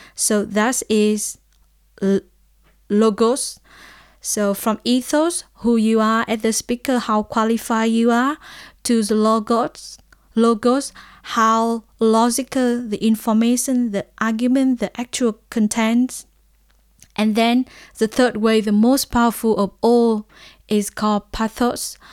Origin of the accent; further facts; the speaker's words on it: Vietnam; I'm from Vietnam